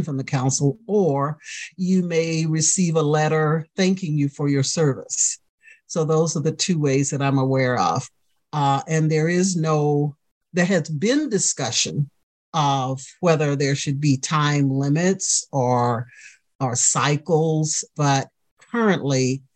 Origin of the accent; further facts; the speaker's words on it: the South, United States; A young Black woman growing up in the South